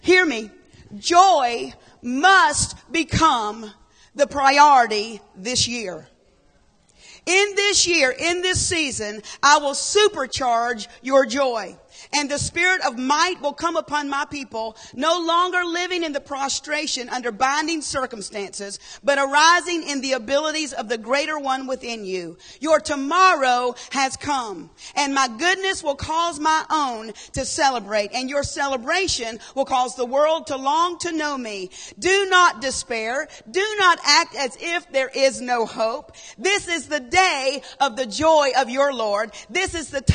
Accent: Horry County, South Carolina, United States; I'm from Horry County

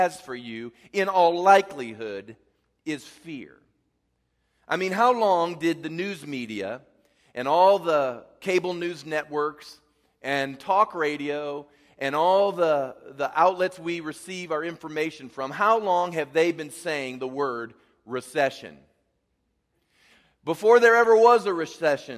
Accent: Midwest, United States; I grew up in the Midwest

